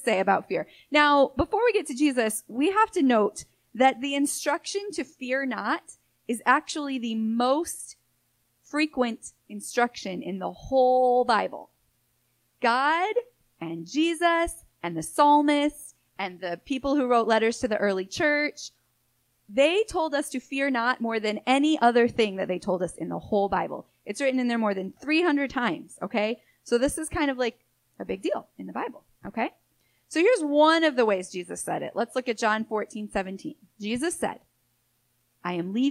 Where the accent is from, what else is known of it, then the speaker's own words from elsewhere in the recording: Michigan, United States; now in Florida, United States; I grew up in Michigan